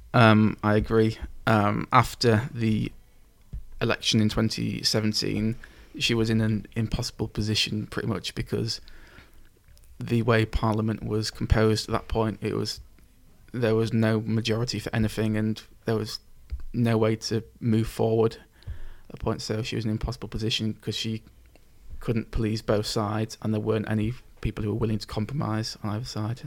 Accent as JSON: {"language": "English", "region": "England", "country": "United Kingdom", "said": "I'd say I feel English, and then maybe British but not European"}